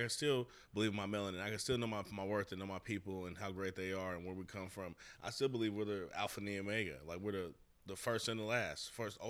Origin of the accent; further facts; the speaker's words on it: Seattle, Washington, United States; But I'm from Seattle, Washington, born and raised, where majority is fucking Asians and white people.